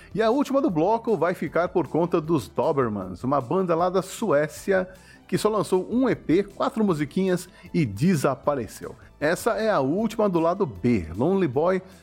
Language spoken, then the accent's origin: Portuguese; Brazil; nós brasileiros